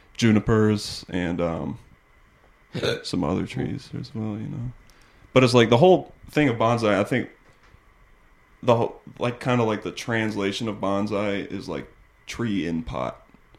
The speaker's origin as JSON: {"language": "English", "region": "North Carolina", "country": "United States", "said": "North Carolina."}